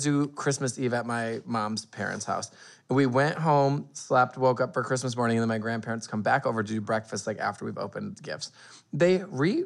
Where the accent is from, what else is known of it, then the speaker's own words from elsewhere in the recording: Vandercook, Michigan, United States; my hometown